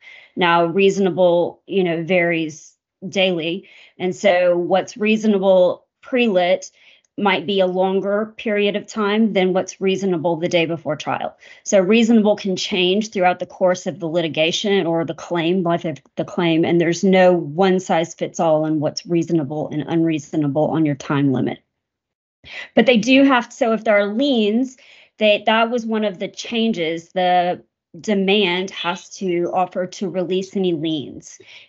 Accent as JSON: {"language": "English", "region": "Texas", "country": "United States", "tie": "born or raised there", "said": "I was born in Texas, have lived here most of my life."}